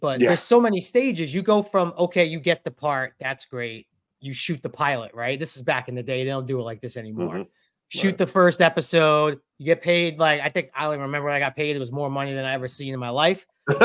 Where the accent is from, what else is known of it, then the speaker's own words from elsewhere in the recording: New York City, New York, United States; moved away as an adult; also born or lived in Los Angeles; I grew up in Bensonhurst, Brooklyn